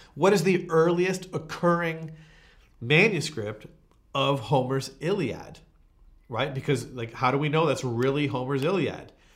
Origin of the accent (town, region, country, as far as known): Canada